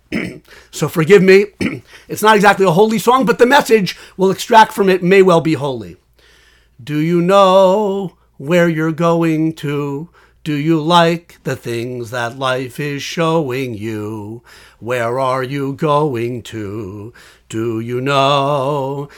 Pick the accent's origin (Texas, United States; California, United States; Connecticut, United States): Connecticut, United States; West Hartford; now in Washington, D.C. area, United States; I was born in West Hartford, Connecticut